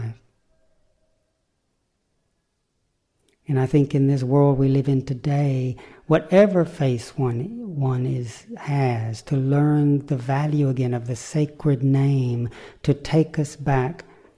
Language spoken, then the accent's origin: English; the Bible Belt, United States; growing up in the Bible Belt in America